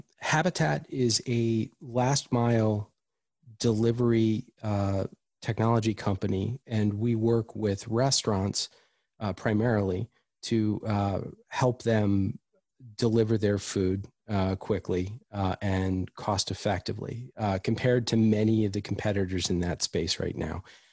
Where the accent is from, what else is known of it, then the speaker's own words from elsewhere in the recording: East Coast, United States; I grew up on the East Coast. I have lived all over the country.